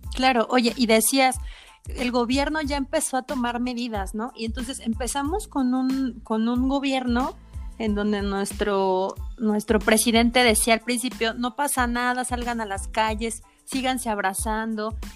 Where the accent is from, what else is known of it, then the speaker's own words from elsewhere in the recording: Mexico; como mexicanos